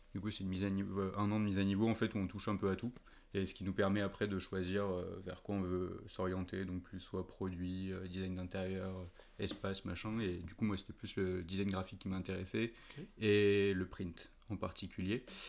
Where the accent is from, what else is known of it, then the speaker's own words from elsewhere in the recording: Paris, Île-de-France, France; moved away as an adult; now in Nantes, France; comme je suis né à Paris et que j'ai passé toute mon enfance et du coup ma début de vie d'adulte, on va dire, à Paris